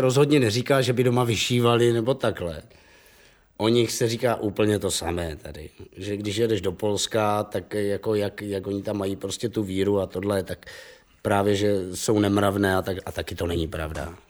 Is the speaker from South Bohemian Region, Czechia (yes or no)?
no; Havířov, Moravian-Silesian Region, Czechia; já jsem narozen v Havířově, babička byla Polka a to je jedno, takže jako já jsem nějak jako po našemu a polsky jako rozuměl